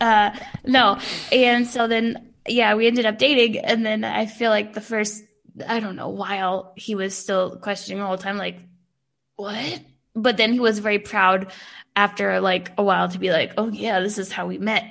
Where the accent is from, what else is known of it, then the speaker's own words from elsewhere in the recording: United States; moved away as an adult; now in Munich, Germany; I'm not like other Americans. I'm a cool American